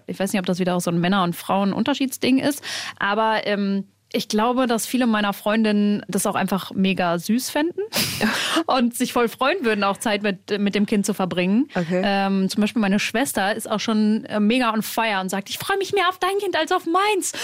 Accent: Germany; hier bei uns in Deutschland

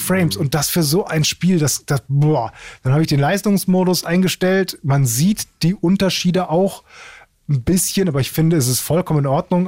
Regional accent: Essen, North Rhine-Westphalia, Germany; ich komme aus Essen

